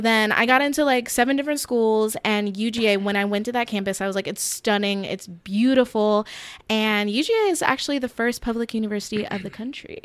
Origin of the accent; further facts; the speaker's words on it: Warner Robins, Georgia, United States; moved away as an adult; also born or lived in Queens, New York / Atlanta; now in New York, United States; I grew up in middle Georgia